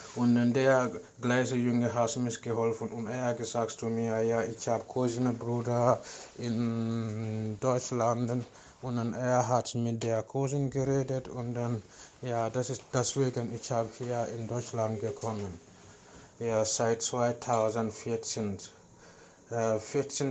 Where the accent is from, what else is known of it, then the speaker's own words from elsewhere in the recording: Gambia; German is a second language; moved away as an adult; now in Germany; Ich bin 12. Februar 1989 geboren in die Gambia und ich habe in der Gambia Sport gelernt und danach ich habe in der Military gearbeitet als Sportlehrer